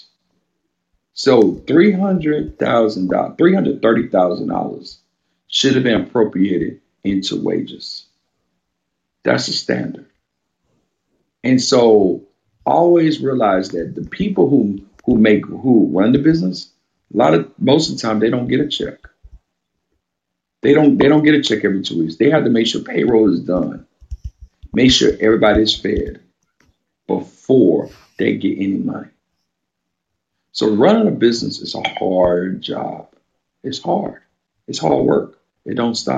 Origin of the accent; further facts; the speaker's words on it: Baton Rouge, Louisiana, United States; where I grew up in Baton Rouge.